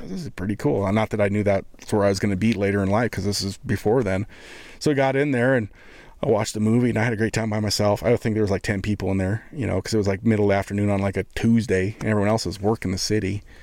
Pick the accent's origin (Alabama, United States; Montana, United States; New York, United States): Montana, United States; Columbus; I'm from Montana